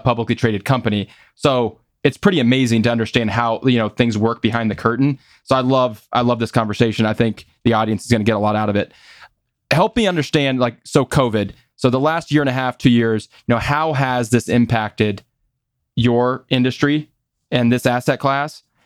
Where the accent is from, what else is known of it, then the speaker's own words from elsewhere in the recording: Des Moines, Iowa, United States; growing up in Des Moines